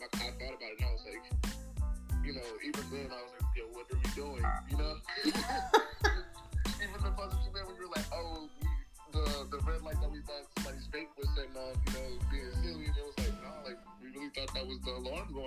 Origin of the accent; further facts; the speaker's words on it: Inglewood, California, United States; moved away; also born or lived in Las Vegas, Nevada / Eastern New Mexico; I'm from Inglewood, California. I was raised there. I was born in Las Vegas, Nevada. My mom and I moved to Inglewood when I was like 3